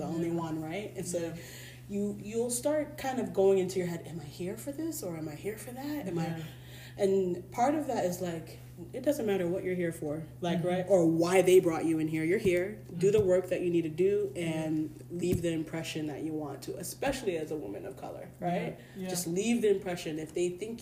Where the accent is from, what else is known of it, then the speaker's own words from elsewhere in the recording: Hartford, Connecticut, United States; I'm from Hartford, Connecticut, right? I'm from Concrete Jungle. I moved around a lot of times